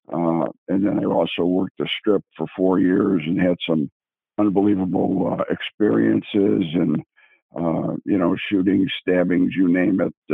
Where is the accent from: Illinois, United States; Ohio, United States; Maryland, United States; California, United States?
Illinois, United States; Chicago; moved away as an adult; also born or lived in Las Vegas; I grew up in Chicago on the South Side